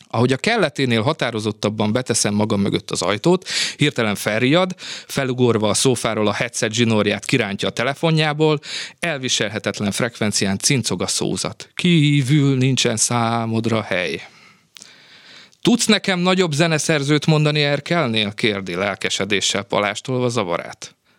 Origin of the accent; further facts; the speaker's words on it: Vojvodina, Serbia; accent: Vojvodina Hungarian; first language Hungarian (Vojvodina variety); moved away as an adult; also born or lived in Novi Sad; now in Hungary; Tehát mondhatnám ezt, hogy a vajdasági magyar az én anyanyelvem